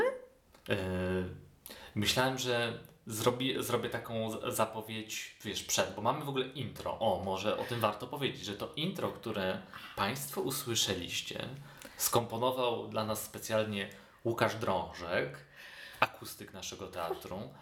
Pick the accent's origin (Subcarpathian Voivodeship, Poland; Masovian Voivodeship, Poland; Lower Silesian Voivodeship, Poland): Lower Silesian Voivodeship, Poland; Świdnica; moved away as an adult; also born or lived in Kraków; now in Poznań, Poland; u siebie w rodzinnej Świdnicy